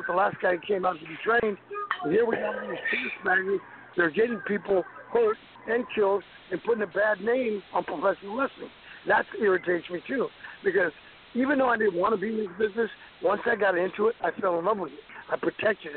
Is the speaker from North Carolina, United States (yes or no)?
no; West Texas, United States; growing up in West Texas